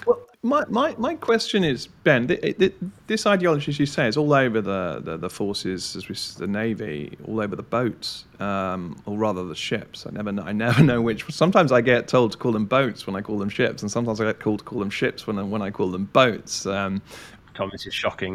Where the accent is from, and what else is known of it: United Kingdom